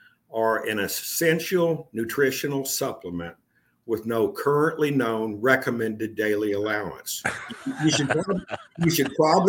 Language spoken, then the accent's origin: English; Texas, United States; moved away as an adult; now in Portland, United States; I moved there from Texas. Texas. I mean, I was born and raised in. I pretty much stayed. Yeah, I've traveled some places, but not a whole lot. But I moved up to Oregon in 2015.